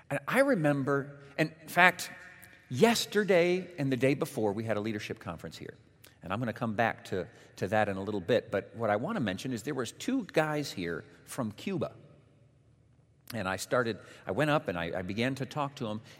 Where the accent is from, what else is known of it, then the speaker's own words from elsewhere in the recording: Mexico; born there; Many of you know that my parents were missionaries when I was born. So it means I was born in Mexico.